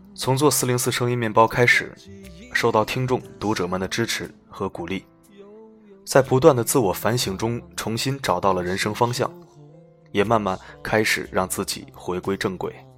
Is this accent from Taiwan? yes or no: no; China; 我们中国人